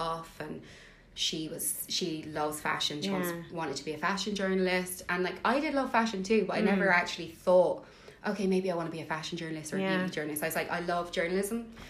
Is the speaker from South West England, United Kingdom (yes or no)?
yes; Bristol, South West England, United Kingdom; moved away; also born or lived in Wexford / Dublin; originally from Bristol in the UK